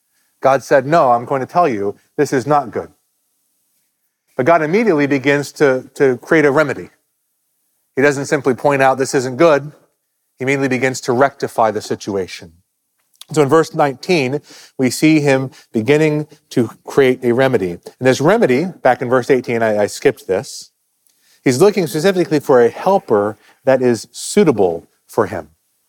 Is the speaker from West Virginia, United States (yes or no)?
yes; West Virginia, United States; moved away; I grew up in West Virginia.